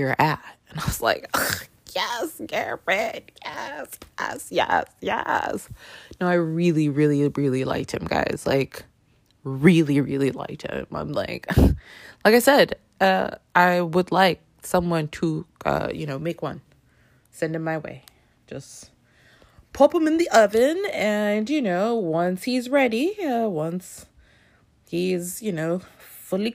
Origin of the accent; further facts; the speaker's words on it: Toronto, Ontario, Canada; now in New York City, United States; I live in New York City. I grew up in Toronto.